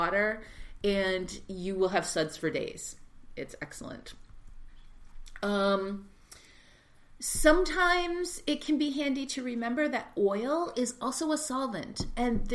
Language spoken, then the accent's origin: English; Texas, United States; I grew up in Texas, and so we said Bon Ami.